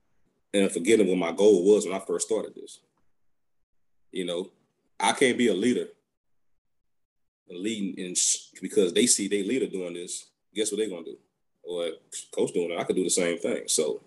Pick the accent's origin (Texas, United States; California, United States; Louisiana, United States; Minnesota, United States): Louisiana, United States; Baton Rouge; I'm from Baton Rouge